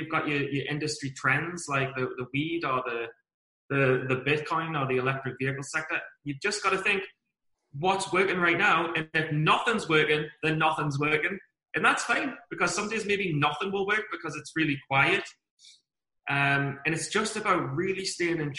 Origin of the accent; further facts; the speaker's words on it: Newcastle upon Tyne, North East England, United Kingdom; I'm from Newcastle